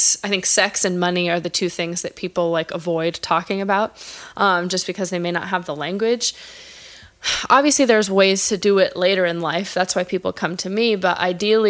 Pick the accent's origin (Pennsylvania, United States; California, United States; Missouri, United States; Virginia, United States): California, United States; Los Angeles; also born or lived in Bay Area; I grew up in Los Angeles in the San Fernando Valley. I'm from a place called Chatsworth